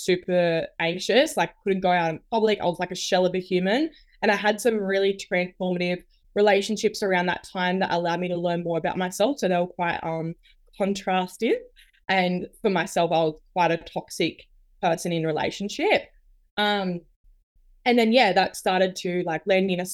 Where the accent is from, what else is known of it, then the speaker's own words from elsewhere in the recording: New South Wales, Australia; now in Queensland, Australia; So I'm originally from New South Wales